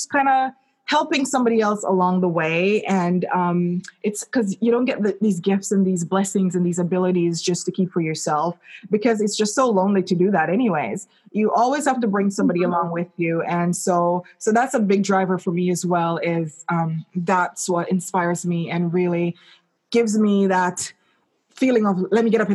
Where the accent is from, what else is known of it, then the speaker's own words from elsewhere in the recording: Jamaica; moved away; I remember growing up in Jamaica